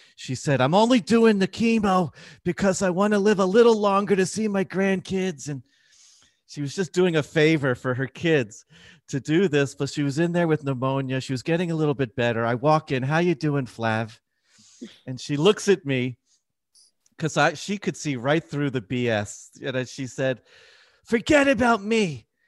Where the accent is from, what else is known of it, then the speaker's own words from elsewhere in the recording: Philadelphia, Pennsylvania, United States; moved away; I'm from Philadelphia when it comes originally.